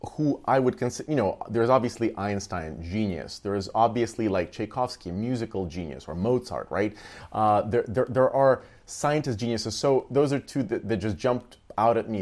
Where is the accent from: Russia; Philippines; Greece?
Russia; moved away as an adult; also born or lived in Texas; now in United States; I, I grew up in Russia